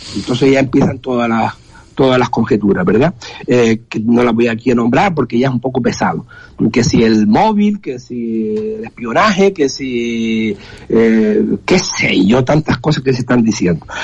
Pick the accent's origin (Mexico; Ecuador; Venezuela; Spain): Spain; Canary Islands; Canarias, las Islas Canarias están en, eh, ahí pegadas. Estamos, eh, somos geográficamente africano